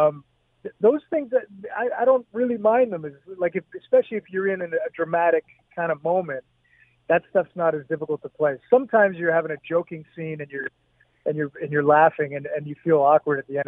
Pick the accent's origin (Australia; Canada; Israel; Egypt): Canada; Hamilton, Ontario; growing up in Hamilton, going to theater school